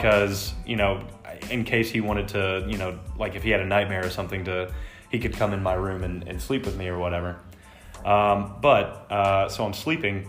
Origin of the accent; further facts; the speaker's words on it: Texas, United States; I'm from Texas